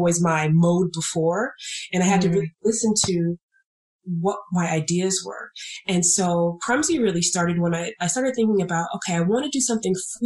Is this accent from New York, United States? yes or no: yes; New York, United States; I grew up in New York